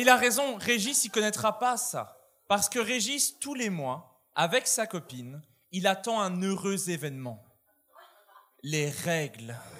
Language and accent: French; Borinage, Wallonia, Belgium; je viens du sud-ouest de la Belgique, d'une région qui s'appelle le Borinage